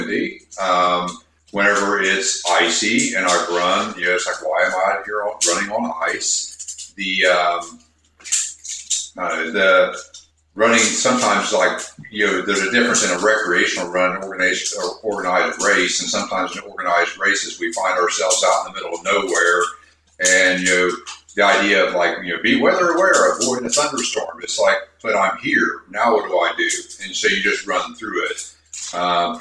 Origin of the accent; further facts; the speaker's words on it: Scioto County, southern Ohio, United States; now in Westerville, United States; I was raised in the hills of Appalachia, so southern Ohio